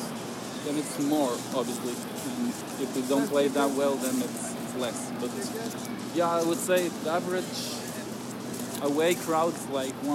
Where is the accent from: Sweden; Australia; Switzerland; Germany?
Switzerland; Bern; I'm from Bern City.